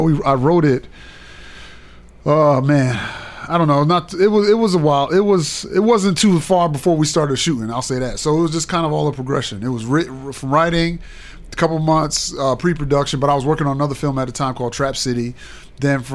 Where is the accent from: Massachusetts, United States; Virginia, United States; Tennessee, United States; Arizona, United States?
Tennessee, United States; Murfreesboro; Well, I'm from Murfreesboro.